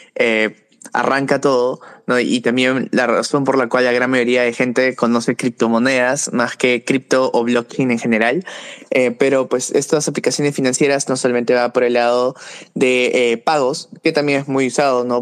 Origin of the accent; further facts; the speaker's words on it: Peru; trabajaba con startups aquí en Perú, de donde soy